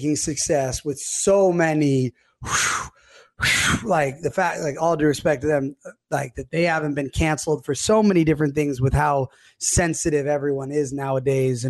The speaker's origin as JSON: {"language": "English", "town": "Los Angeles", "region": "California", "country": "United States", "tie": "born or raised there", "said": "I grew up in Palisades."}